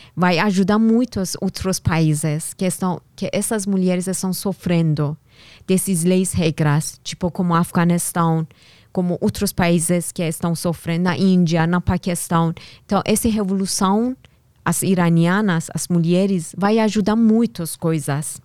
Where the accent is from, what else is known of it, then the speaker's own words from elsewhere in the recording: Tehran, Tehran Province, Iran; first language Persian; Portuguese is a second language; moved away as an adult; now in São Paulo, Brazil; lá no Irã, eu nasci em Teherã, capital do Irã